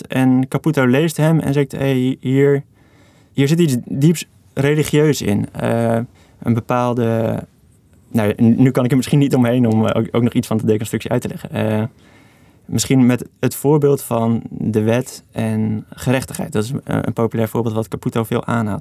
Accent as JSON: {"language": "Dutch", "town": "Veenendaal", "region": "Utrecht", "country": "Netherlands", "tie": "born or raised there", "said": "ben ik opgegroeid in Venendaal, Hartje Belt"}